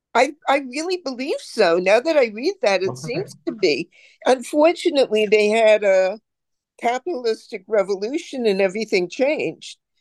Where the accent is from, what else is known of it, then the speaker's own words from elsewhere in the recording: Canada; I'm Canadian